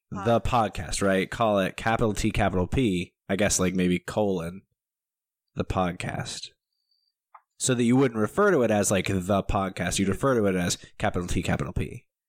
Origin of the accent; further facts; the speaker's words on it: Kentucky, United States; moved away as an adult; also born or lived in New York; I grew up in Kentucky